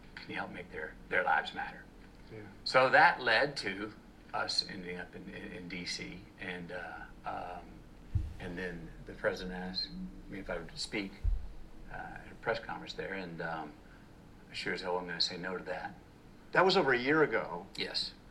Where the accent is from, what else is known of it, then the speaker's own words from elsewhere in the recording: Uvalde, Texas, United States; the Robb Elementary School tragedy in my hometown, of Uvalde, Texas.